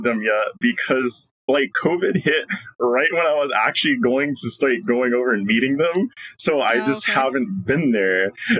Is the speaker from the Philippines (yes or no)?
yes; Philippines; no one believes I'm Filipino.